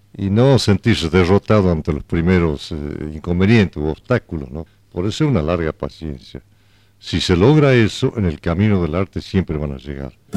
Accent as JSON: {"language": "Spanish", "town": "Metán", "region": "Salta", "country": "Argentina", "tie": "born or raised there", "also_born_or_lived": "El Galpón, Salta", "said": "Yo soy nacido en la provincia de Salta, en el Galpón, cerca de Metán. Criado en Metán, soy prácticamente pasé mi infancia en Metán."}